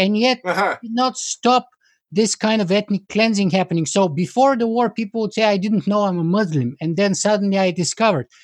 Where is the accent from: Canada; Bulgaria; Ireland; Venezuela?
Bulgaria; I come from the Eastern Bloc, from Bulgaria